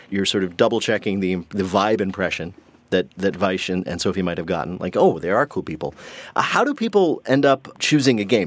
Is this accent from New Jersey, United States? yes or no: yes; New Jersey, United States; I'm from Jersey.